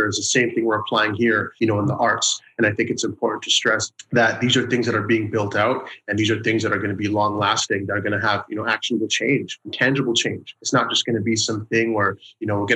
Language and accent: English; Toronto, Ontario, Canada; I'm from Scarborough